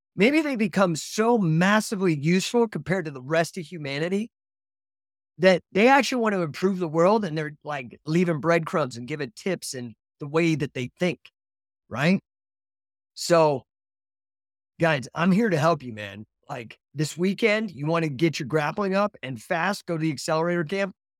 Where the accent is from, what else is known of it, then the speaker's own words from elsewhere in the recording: Colorado, United States; moved away; also born or lived in California / Utah; I grew up in Colorado, but I moved to California